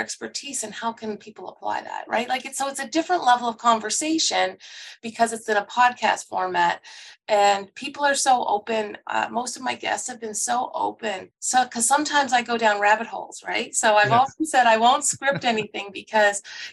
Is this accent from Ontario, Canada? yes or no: no; Truro, Nova Scotia, Canada; also born or lived in Montreal, Quebec; I was born in Montreal. And when I was quite young, my parents actually went to McDonald College. So my mom had a nursing degree and my dad did an agricultural degree. And we moved down to Truro, Nova Scotia when I was very young, I think 3 or 4